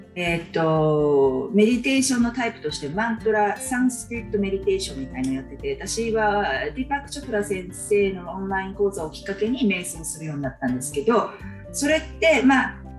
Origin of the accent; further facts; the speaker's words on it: Japan; 私たちは日本人として日本で生まれてきた